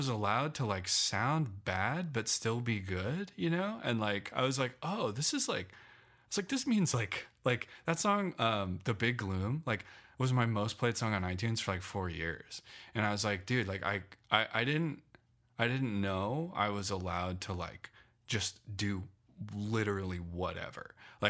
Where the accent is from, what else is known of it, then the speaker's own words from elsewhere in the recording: Loveland, Colorado, United States; moved away as an adult; also born or lived in Phoenix; Yeah. So I grew up in Loveland, until I was 18, and then I moved to Phoenix for 8